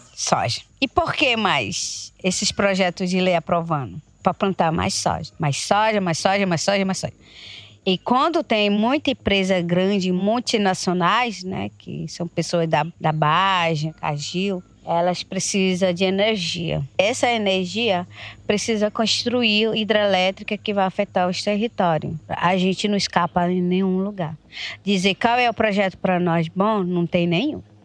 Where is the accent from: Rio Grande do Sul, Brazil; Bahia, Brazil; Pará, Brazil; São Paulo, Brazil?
Pará, Brazil; Itaituba; Na minha aldeia